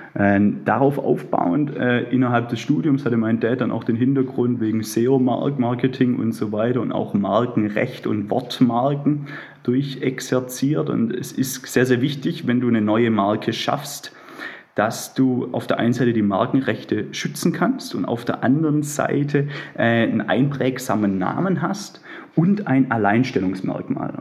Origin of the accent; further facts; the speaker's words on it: near Stuttgart, Baden-Württemberg, Germany; accent: Swabian; Ich selber würde mich als Schwabe bezeichnen. Ich bin umlängst äh, in der Nähe von Stuttgart aufgewachsen